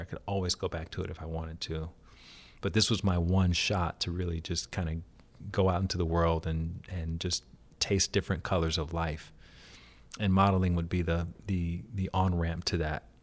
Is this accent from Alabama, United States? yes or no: yes; Alabama, United States; moved away; I grew up in Alabama